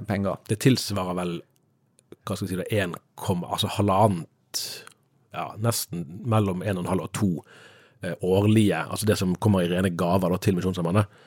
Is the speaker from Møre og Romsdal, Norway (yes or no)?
yes; Sunnmøre, Møre og Romsdal, Norway; jeg er jo sunnmøring